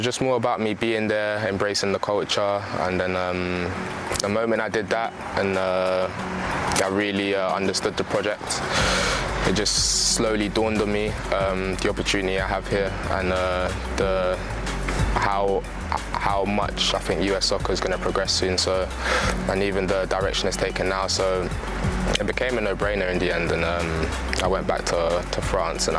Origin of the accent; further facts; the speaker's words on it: London, United Kingdom; also born or lived in New York, United States; I was from London